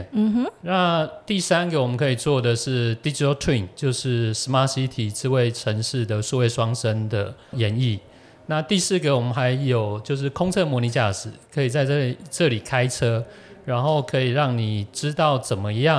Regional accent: Taiwan; 是丢我们台湾人的脸。

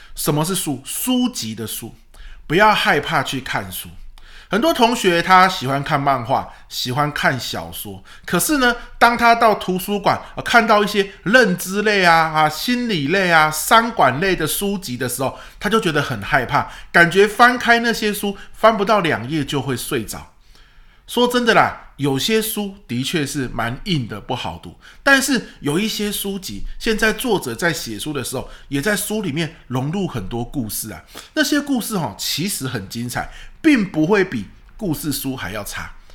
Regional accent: Pingtung County, Taiwan; moved away; 因为屏东是我的故乡嘛

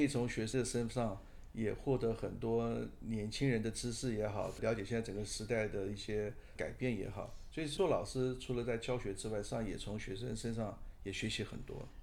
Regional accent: Taipei, Taiwan; 我是百分之百的台北出生，台北长大的小孩

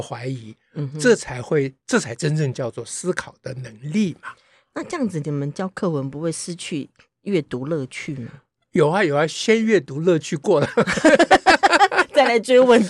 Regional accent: Taiwan; 这都怪国民党小时候不准我讲台语

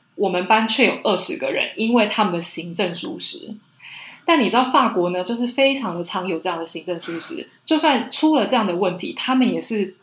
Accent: Taiwan; moved away as an adult; now in Paris, France; 我在台湾长大

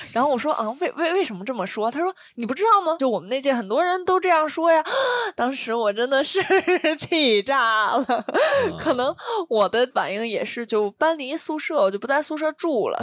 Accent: Beijing, China; 我也是北京的

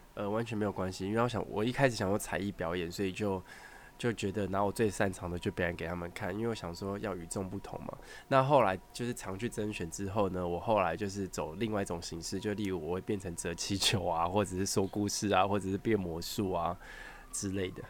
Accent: Taoyuan, Taiwan; 因为我桃园人

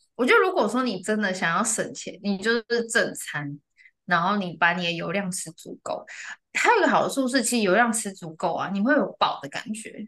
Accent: central and southern Taiwan, Taiwan; 我是中南部的人

